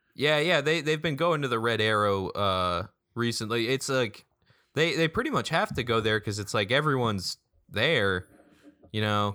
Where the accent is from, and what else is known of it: Derry, New Hampshire, United States; born or raised there